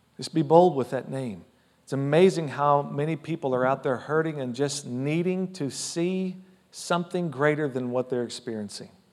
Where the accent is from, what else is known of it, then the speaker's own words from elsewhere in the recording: United States; I love being an American citizen